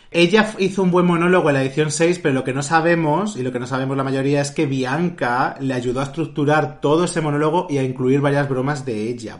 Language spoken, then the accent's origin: Spanish; Madrid, Community of Madrid, Spain; somos de aquí de Madrid